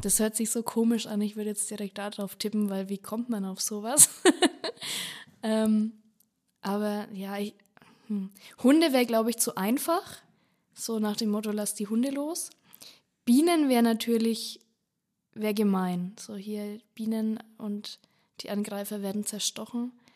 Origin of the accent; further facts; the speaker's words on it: Bad Staffelstein, Bavaria, Germany; bei mir aus der Region rund um äh, Staffelstein